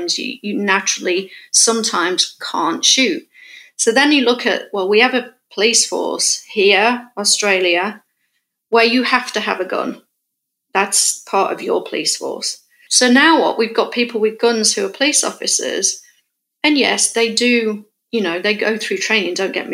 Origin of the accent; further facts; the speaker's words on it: England, United Kingdom; moved away as an adult; now in California, United States; me as a English person coming to America, who's not grown up in a gun culture or a gun world